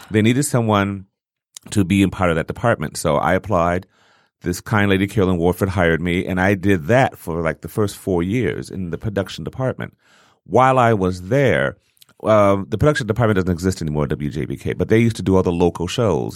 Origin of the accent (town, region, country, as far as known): Detroit, Michigan, United States